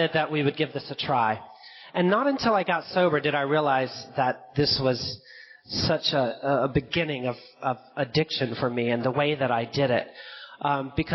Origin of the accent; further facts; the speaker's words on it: Fayetteville, Georgia, United States; where I grew up in the South, in Fayetteville, Georgia